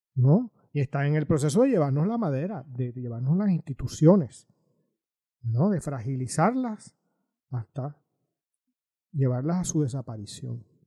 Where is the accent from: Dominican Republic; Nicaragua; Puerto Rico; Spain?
Puerto Rico; somos puertorriqueños